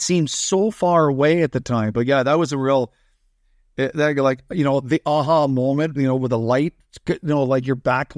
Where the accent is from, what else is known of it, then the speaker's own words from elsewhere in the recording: Verdun, Grand Est, France; born there; also born or lived in Lahr, Germany; So I was born in France, and we lived in France for about a year and a bit. And then my father got transferred to Lahr, Germany.